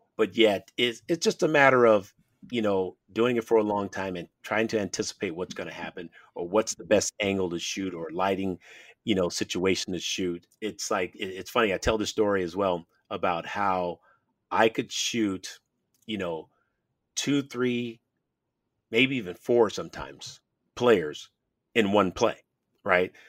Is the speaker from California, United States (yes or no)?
yes; San Francisco, California, United States; when I was a kid growing up in San Francisco